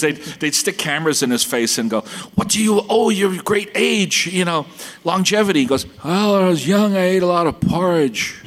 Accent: New York City, New York, United States; I grew up in Brooklyn before it was hip

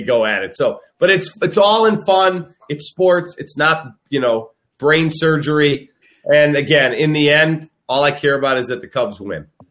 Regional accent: Chicago, Illinois, United States; born or raised there

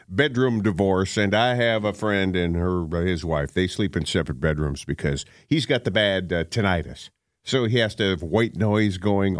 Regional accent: North Dakota, United States; But I grew up in North Dakota.

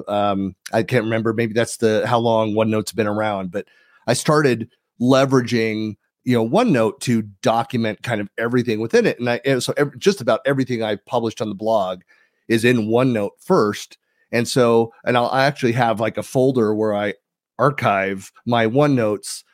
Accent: Danville, California, United States; I'm born and raised in the San Francisco Bay Area

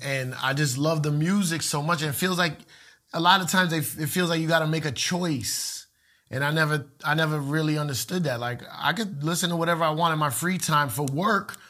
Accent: Puerto Rico; a lot of Puerto Ricans like me

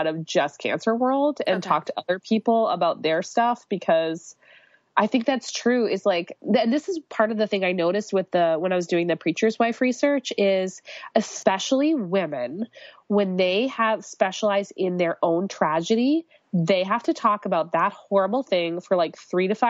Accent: Canada; I'm Canadian

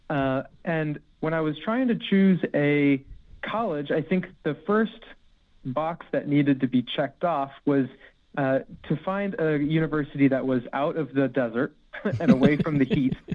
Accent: Arizona, United States; also born or lived in Florida / United Kingdom; I say I grew up in hmm. Arizona, but indeed I was born in Florida, and uh, for a good chunk of my childhood, I was actually in the UK while my dad was stationed at RAF Lakenheath

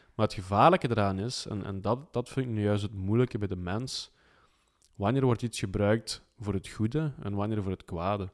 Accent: Flanders, Belgium; bij ons in Vlaanderen

